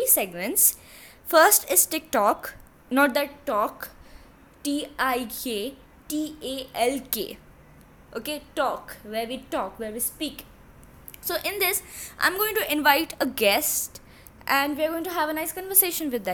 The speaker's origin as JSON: {"language": "English", "country": "India", "said": "I'm from India"}